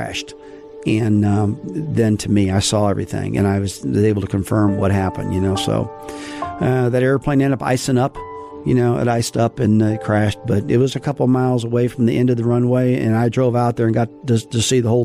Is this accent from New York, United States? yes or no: no; St. Louis, Missouri, United States; moved away as an adult; I grew up in St. Louis, Missouri